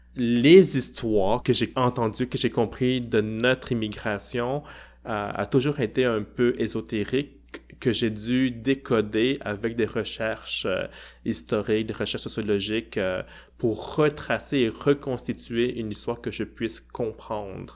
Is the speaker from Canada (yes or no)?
yes; Quebec, Canada; mon identité québécoise